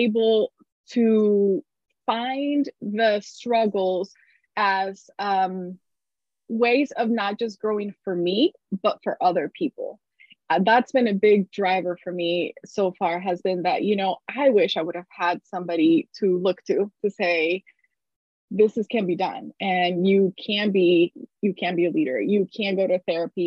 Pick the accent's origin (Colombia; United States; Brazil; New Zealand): Colombia; moved away; This was back in Colombia. I'm from Colombia originally